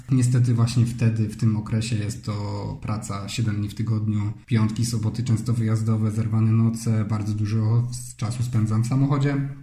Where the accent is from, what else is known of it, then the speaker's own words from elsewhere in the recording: Silesian Voivodeship, Poland; Mieszkam e, i wychowałem się na Śląsku